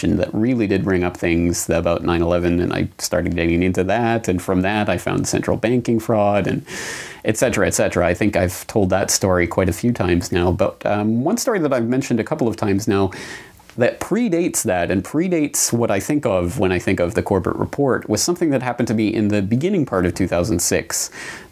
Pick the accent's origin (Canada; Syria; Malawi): Canada; moved away as an adult; now in Japan; my home and native land in Canada